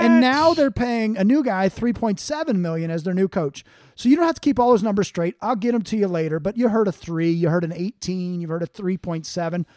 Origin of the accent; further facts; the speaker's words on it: Cincinnati, Ohio, United States; hometown of Cincinnati